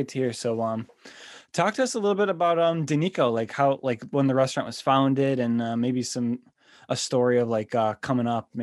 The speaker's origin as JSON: {"language": "English", "town": "Buffalo", "region": "New York", "country": "United States", "said": "I'm from Buffalo, New York, so I've only been to the city like 10, 15 times"}